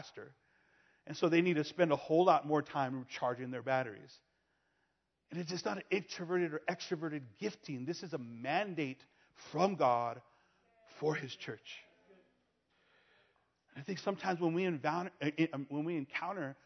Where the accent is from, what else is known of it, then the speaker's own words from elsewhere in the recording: Los Angeles, California, United States; I'm born and raised in California, in Los Angeles